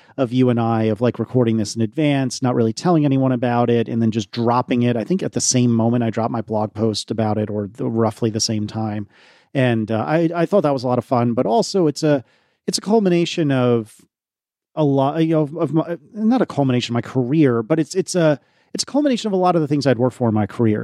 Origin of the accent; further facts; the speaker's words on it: United States; I'm American, not British